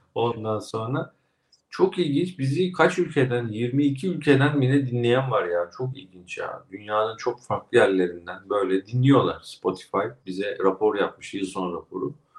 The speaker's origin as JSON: {"language": "Turkish", "region": "Kastamonu", "country": "Turkey", "tie": "born or raised there", "moved": "yes", "said": "Memleketim Kastamonu'ya"}